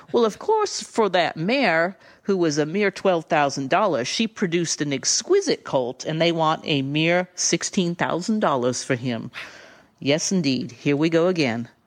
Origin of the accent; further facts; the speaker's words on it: the South, United States; accent: Southern Drift; And I read it in my Southern Drift accent